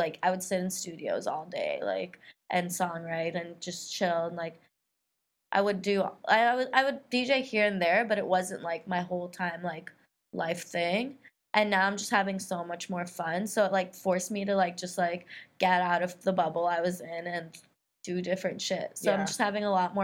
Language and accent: English; California, United States; moved away as an adult; also born or lived in Africa / Middle East / India; I grew up in California since I was 10 years old